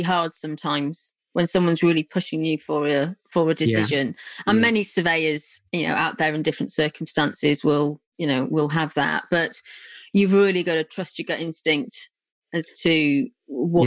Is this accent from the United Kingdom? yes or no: yes; North Wales, United Kingdom; now in Milton Keynes area, United Kingdom; I'm from North Wales, you know, so I know those areas. I live in what I now call Middle Earth, not far from Milton Keynes